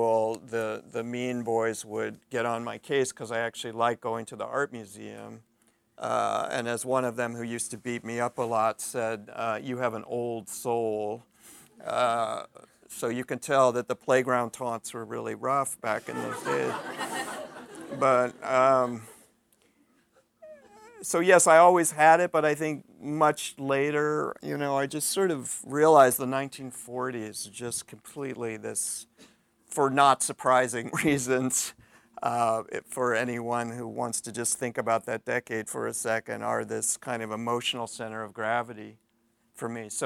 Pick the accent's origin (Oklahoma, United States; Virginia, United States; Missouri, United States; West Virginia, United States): Missouri, United States; St. Louis; moved away; I grew up in St. Louis, Missouri